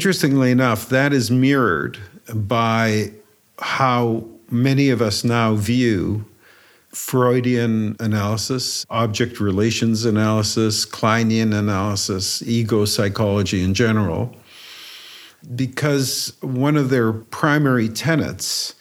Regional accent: Romania; moved away; I was born in Romania

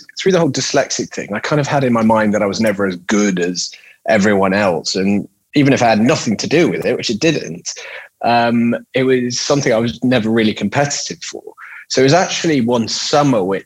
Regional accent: Switzerland; I was born and brought up in Switzerland.

